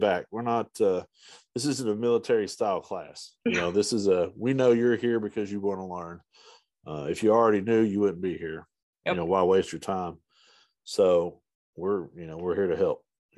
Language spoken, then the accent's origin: English; Eastern Kentucky, United States; I'm from Eastern Kentucky, so I'm a hillbilly